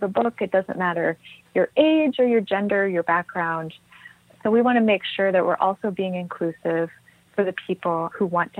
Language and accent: English; Trinidad & Tobago; I grew up in Tobago and Trinidad.